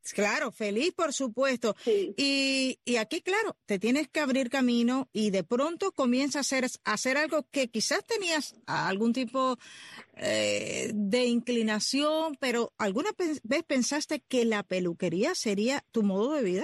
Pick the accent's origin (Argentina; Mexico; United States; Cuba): Cuba; los que nacimos en lo que llamamos en Cuba el campo